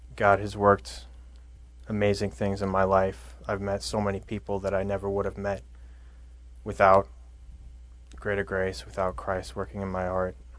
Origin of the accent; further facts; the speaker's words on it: Indiana, Pennsylvania, United States; I'm from Indiana, Pennsylvania